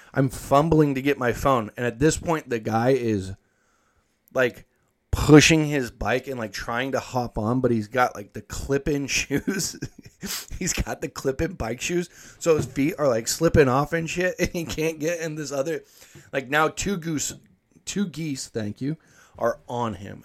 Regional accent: United States; I'm from Washington

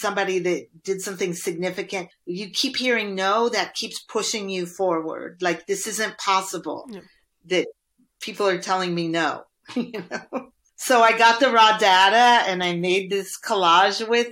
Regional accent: Indiana, United States; I grew up in Indiana. That's like a corn growing part of the United States.

